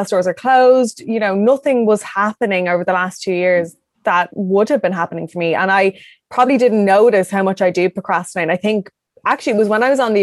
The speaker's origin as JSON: {"language": "English", "country": "Ireland", "said": "I'm from Ireland. The longest I've been away was 2 weeks."}